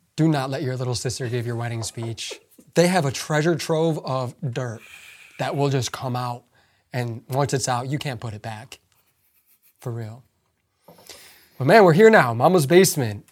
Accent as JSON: {"language": "English", "country": "United States", "tie": "born or raised there", "second_language": "English", "said": "growing up in the United States"}